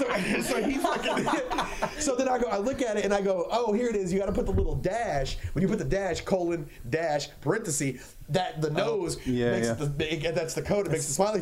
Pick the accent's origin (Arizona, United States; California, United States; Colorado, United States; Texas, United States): Texas, United States; Killeen; I'm from Killeen